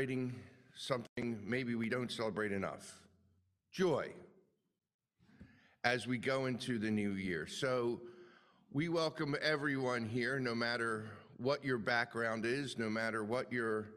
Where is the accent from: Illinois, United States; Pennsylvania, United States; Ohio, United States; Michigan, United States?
Pennsylvania, United States; Philadelphia; accent: Philadelphia; my normal Philadelphia accent.